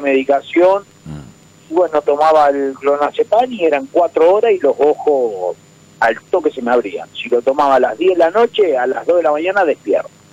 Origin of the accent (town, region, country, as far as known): Chivilcoy, Buenos Aires Province, Argentina